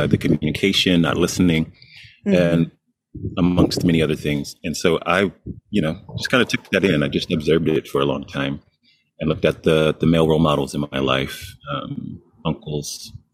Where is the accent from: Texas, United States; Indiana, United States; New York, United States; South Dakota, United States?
Texas, United States; Dallas; I'm from Texas, Dallas area originally. Coming up in the South